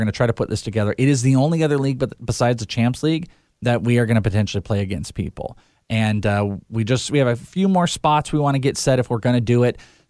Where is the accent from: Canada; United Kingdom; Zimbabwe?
United Kingdom; Wales; I am Welsh.